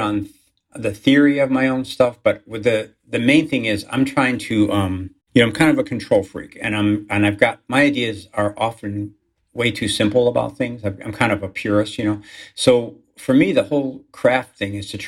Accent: Chicago, Illinois, United States; accent: Chicago; my hometown

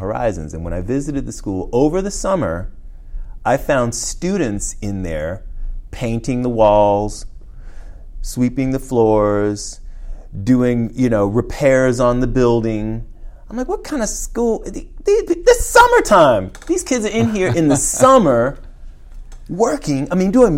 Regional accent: Washington, District of Columbia, United States; I'm from Washington, D.C., and my mother was a D.C. public school teacher

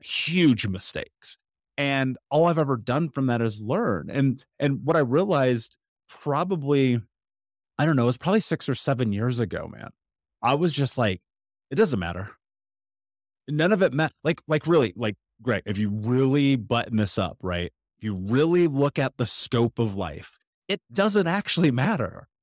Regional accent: United States; I'm speaking as an American

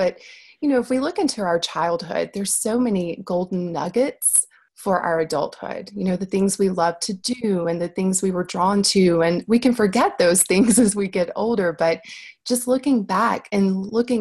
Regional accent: the South, United States; I grew up in the South in a trailer.

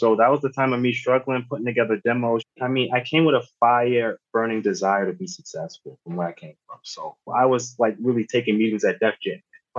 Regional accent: New York City, New York, United States; I'm from New York, originally from the Bronx.

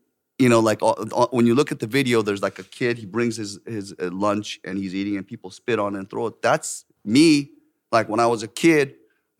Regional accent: Orange County, California, United States; moved away as an adult; also born or lived in Seongbuk-dong, Seoul, South Korea; now in South Korea; I grew up in Orange County, and in Orange County is vastly white population

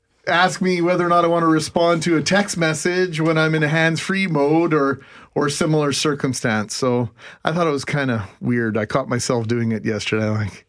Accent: Canada; I'm Canadian, I guess.

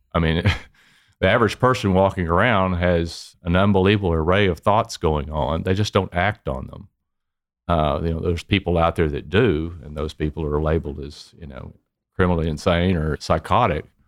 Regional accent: Dallas, Texas, United States; Originally from Dallas, it was in the oil and gas business

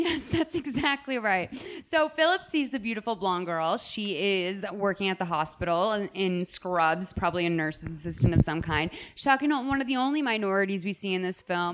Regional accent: Boston, Massachusetts, United States; moved away; my hometown of Boston

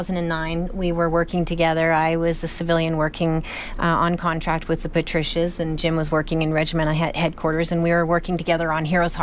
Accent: Canada; as a Canadian, like every Canadian

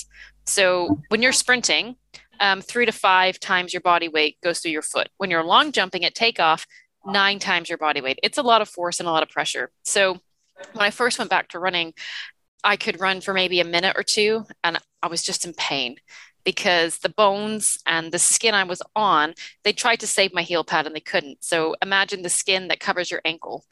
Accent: Toronto, Ontario, Canada; also born or lived in New Zealand; as you can tell from my accent, I grew up in Toronto

